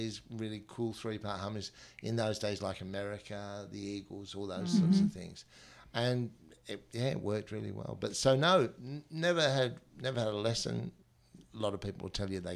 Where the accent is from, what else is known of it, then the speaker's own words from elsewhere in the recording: London, United Kingdom; now in Australia; being a child of the 60s and growing up in London